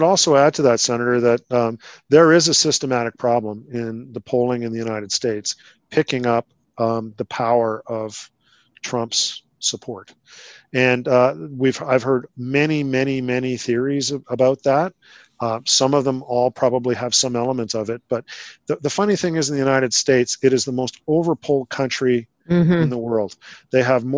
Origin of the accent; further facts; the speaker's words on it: Canada; as a Canadian